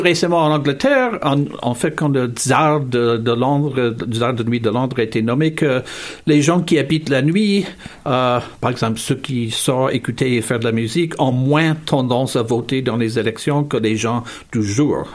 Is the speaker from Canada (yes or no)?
yes; Hamilton, Ontario, Canada; now in Montreal, Canada; je suis originaire de la ville de Hamilton, euh, ville industrielle en, intérieur, Ontario